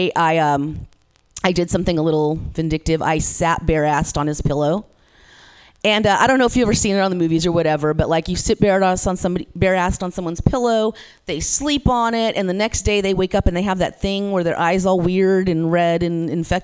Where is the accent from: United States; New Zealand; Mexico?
United States; Modesto, California; I'm from Modesto. I'm from 209 in the Central Valley here